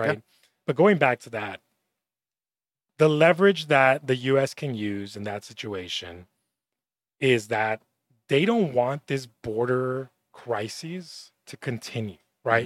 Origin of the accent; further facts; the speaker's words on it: Laredo, Texas, United States; also born or lived in Austin; I'm from Laredo